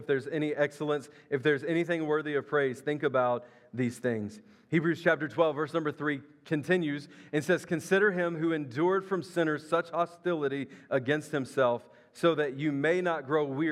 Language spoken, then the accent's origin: English; Memphis, Tennessee, United States; I grew up in Memphis, Tennessee, across the river.